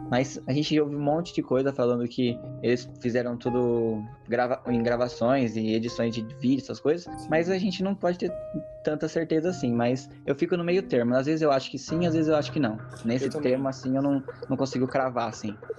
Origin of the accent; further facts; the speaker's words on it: Brazil; sou brasileiro